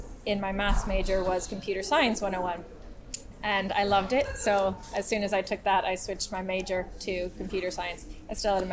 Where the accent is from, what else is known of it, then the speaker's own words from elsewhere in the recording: United States; moved away as an adult; now in London, United Kingdom; I'm American